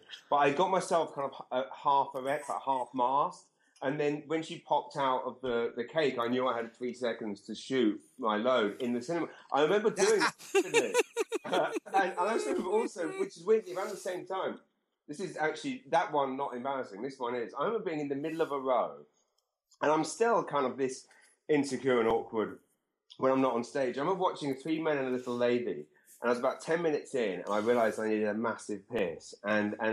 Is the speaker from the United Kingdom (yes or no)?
yes; Maidenhead, South East England, United Kingdom; moved away as an adult; also born or lived in South London; now in Canada; I was born in a place called Maidenhead, and, and that's where I grew up.